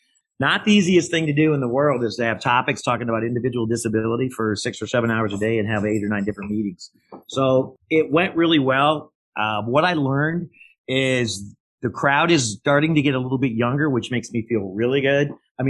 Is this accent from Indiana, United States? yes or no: no; Colorado, United States; now in Florida, United States; I'm Colorado still a little bit blood wise. And she goes, aren't you cold? And I go, no, I'm from Colorado.